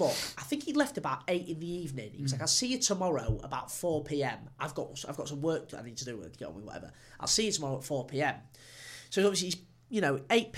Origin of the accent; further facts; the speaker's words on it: England, United Kingdom; I'm English